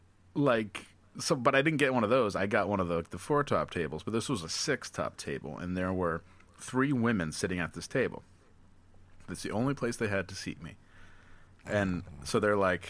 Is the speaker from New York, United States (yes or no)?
yes; Albany, New York, United States; Albany, New York